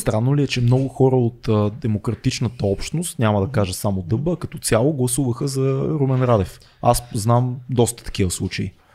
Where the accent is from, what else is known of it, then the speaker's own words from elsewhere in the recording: Sofia, Sofia City, Bulgaria; Аз съм от Надежда в, в хода, в блока, в който майка ми, майка ми живее, в момента аз не живея вече в Надежда от година